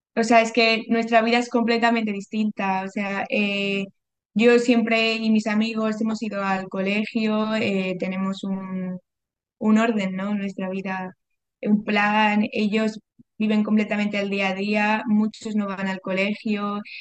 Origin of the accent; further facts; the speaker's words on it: Madrid, Community of Madrid, Spain; moved away as an adult; also born or lived in Bolivia; now in Cobija, Bolivia; Yo nací en Madrid, pero viví los dos primeros años de mi infancia en Bolivia